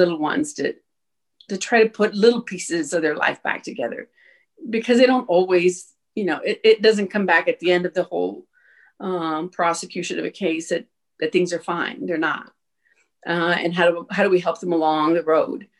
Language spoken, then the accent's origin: English; El Paso, Texas, United States; moved away as an adult; also born or lived in Oklahoma / New Mexico; born and raised in El Paso